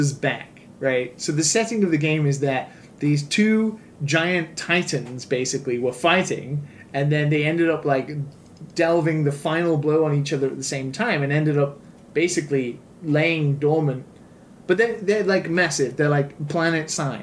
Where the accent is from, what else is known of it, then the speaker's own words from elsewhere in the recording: United Kingdom; as a British person